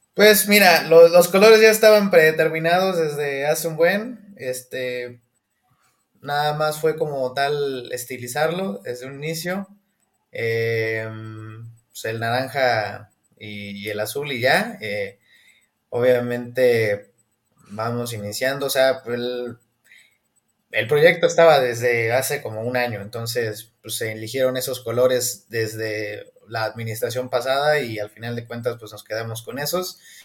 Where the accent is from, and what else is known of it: Hidalgo, Mexico